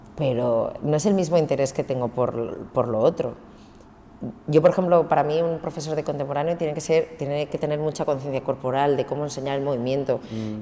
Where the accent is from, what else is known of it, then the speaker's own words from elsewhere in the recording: Cambrils, Catalonia, Spain; also born or lived in Barcelona; que soy de Barcelona, mm. que vengo de Cambrils